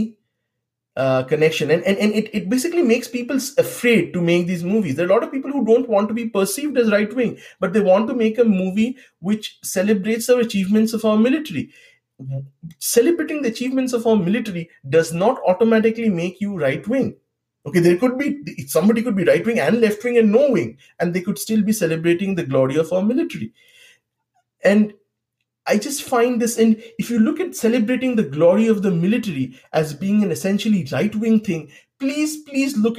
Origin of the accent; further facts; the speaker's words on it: Bengal, India; I do consider myself more an Indian than I consider myself more a Bengali